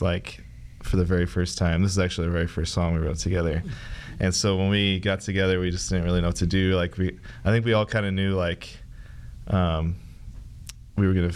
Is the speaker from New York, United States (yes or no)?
no; Lincoln, Nebraska, United States; I'm from Lincoln, Nebraska.